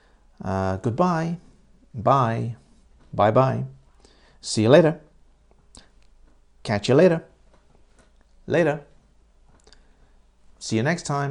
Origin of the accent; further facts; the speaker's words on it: United Kingdom; I am British, but my wife is Japanese